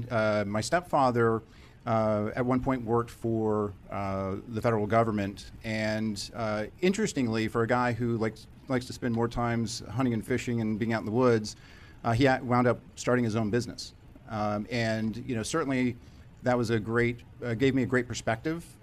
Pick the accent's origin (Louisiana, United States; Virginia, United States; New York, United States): Virginia, United States; Virginia Beach; Virginia Beach, Virginia.